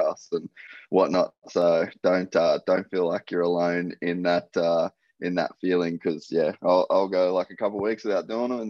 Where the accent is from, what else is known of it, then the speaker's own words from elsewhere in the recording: Cairns, Queensland, Australia; moved away as an adult; also born or lived in United States; So I grew up in Cairns in Queensland, real young parents.